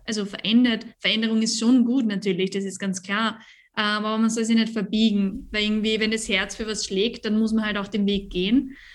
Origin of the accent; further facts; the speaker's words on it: Carnuntum, Lower Austria, Austria; Ich bin aus dem Niederösterreich